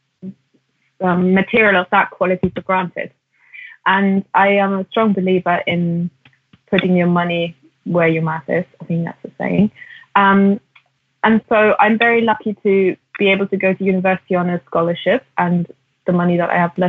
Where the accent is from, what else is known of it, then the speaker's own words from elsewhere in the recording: Germany; I grew up in Germany and in the 90s